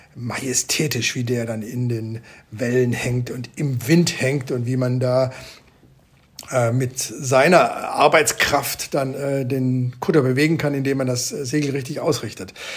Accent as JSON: {"language": "German", "country": "Germany", "tie": "born or raised there", "moved": "yes", "said": "Ich bin ein Kind des Bodensees"}